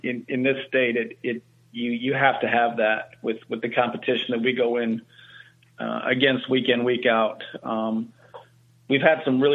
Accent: South Dakota, United States; moved away; I'm a Midwestern guy. I grew up in South Dakota

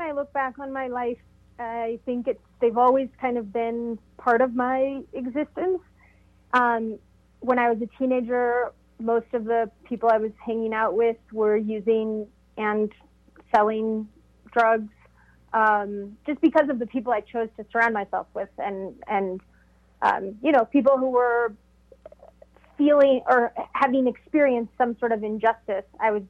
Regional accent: Mexico; born there; And then when I came to Mexico after I was born in Mexico, so I returned to Mexico.

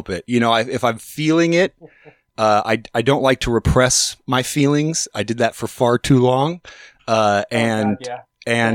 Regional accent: Alaska, United States; moved away as an adult; also born or lived in Portland; I'm from Alaska originally

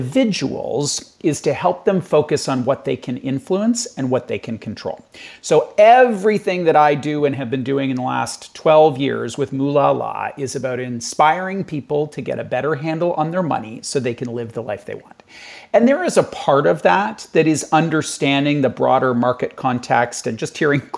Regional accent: Canada; I'm in Canada, I'm Canadian

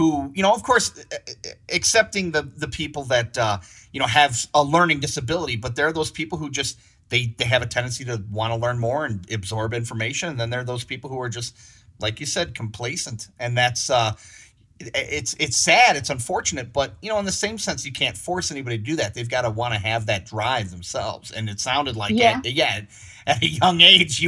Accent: suburb of Chicago, Illinois, United States; we lived in a suburb of the Chicago area

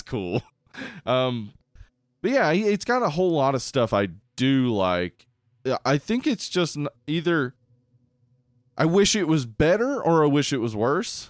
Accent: the South, United States; we grew up in the South.

